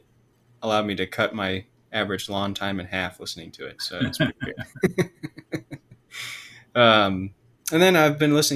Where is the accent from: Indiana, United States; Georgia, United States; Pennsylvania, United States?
Georgia, United States; I'm from Georgia